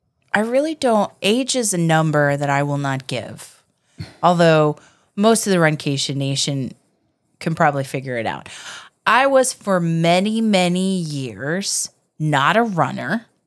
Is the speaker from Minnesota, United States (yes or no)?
no; Virginia, United States; now in Florida, United States; I was born in Virginia.